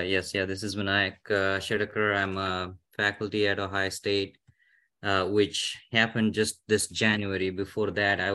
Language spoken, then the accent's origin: English; India; moved away as an adult; now in United States; I came from India in 2007, and my new growth started as a learner here in the US.